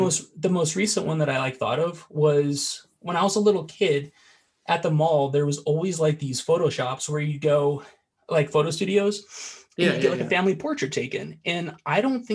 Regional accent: Iowa, United States; I'm from Iowa

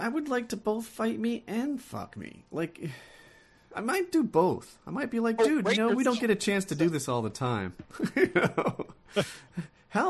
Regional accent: Ocean City, New Jersey, United States; I was raised like in Ocean City, New Jersey. It's a beach town.

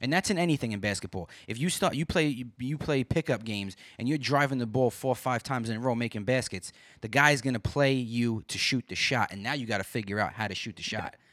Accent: New York City, New York, United States; now in Binghamton, United States; I'm from Brooklyn. I was born and raised there

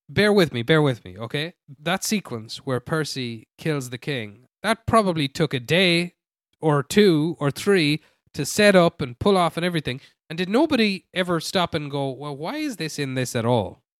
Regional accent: Ireland; I am Irish

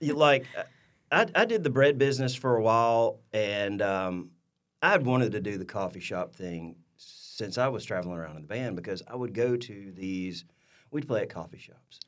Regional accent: Louisville, Alabama, United States; also born or lived in Troy, Alabama; born and raised in Louisville, Alabama, which is about, uh, thirty-ish, thirty-five miles, uh, east of Troy

